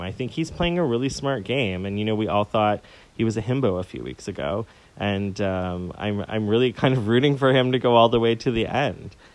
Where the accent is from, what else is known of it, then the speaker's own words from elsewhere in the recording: Toronto, Ontario, Canada; I'm from Toronto